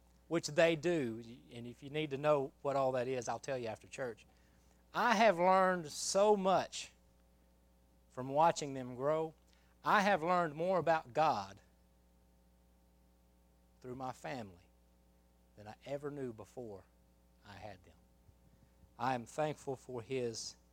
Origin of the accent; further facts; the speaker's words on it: Oklahoma, United States; moved away as an adult; also born or lived in Mobile, Alabama / Kentucky; now in Alabama, United States; I grew up in Oklahoma, went to school all 16 years of, or 12 years or whatever it was of school that I went through